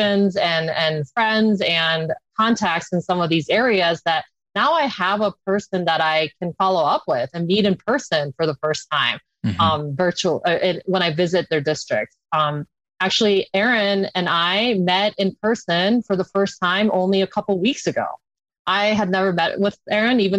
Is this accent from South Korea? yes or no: yes; South Korea; now in Colorado, United States; I'm an immigrant from South Korea